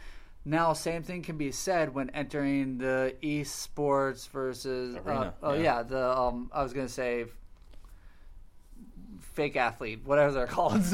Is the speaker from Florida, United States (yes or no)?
yes; Florida, United States; moved away; also born or lived in Tampa; I'm from Florida.